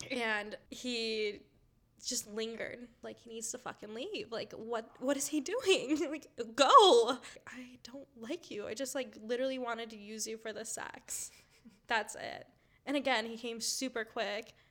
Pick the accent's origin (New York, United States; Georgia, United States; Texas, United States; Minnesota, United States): Minnesota, United States; so I'm from Minnesota.